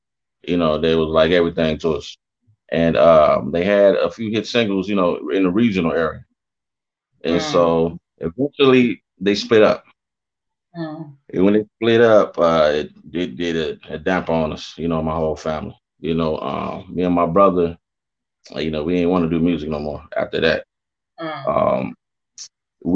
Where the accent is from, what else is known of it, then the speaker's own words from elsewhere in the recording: Detroit, Michigan, United States; I'm from Detroit. That's my hometown. Born and raised.